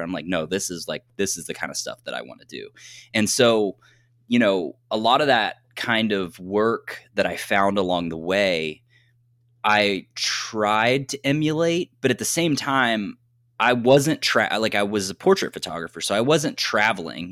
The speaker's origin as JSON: {"language": "English", "region": "southeastern Ohio", "country": "United States", "tie": "born or raised there", "moved": "yes", "lives_now": "Michigan, United States", "said": "I am from Ohio. I'm from a very, very rural area in Ohio. I grew up like 10 minutes across the border of West Virginia. So, like southeastern Ohio"}